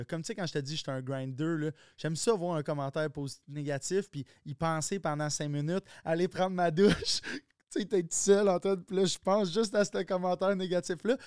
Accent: Quebec, Canada; accent: Québécois; Il y a, pas plus d'accent québécois que moi. je, suis comme dans, un québécois, québécois, mais j'ai aucune racine québécoise

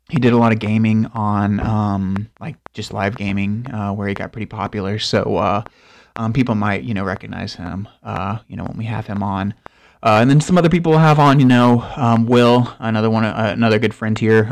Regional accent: Tallahassee, Florida, United States; I was born in Tallahassee as well

